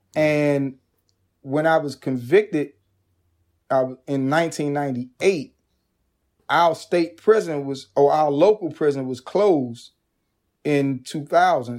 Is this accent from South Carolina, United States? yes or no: no; Washington, District of Columbia, United States; being from a marginalized community that was ravaged by crack cocaine and gun violence